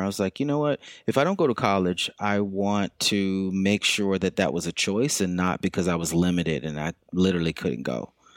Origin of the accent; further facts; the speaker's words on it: Lexington, South Carolina, United States; moved away as an adult; also born or lived in Brooklyn, New York; now in New York City, United States; I'm from Lexington, South Carolina, and so I've been in Brooklyn for about 20 years now